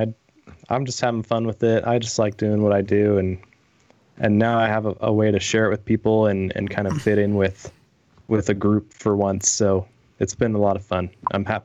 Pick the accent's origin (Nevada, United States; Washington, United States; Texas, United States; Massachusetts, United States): Nevada, United States; just outside of Las Vegas; now in Utah, United States; I grew up just outside of Las Vegas